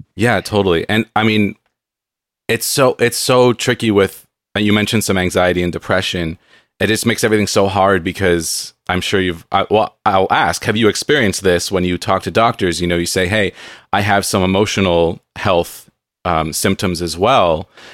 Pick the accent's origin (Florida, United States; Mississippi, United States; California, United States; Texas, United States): California, United States; San Diego; I grew up in San Diego